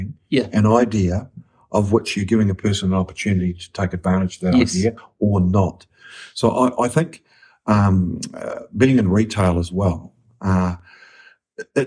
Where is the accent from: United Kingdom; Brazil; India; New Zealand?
New Zealand; I'm a Kiwi through and through.